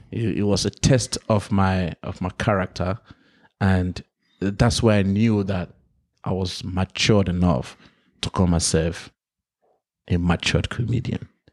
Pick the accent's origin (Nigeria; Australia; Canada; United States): Nigeria; moved away; also born or lived in London; I'm African, I grew up in Nigeria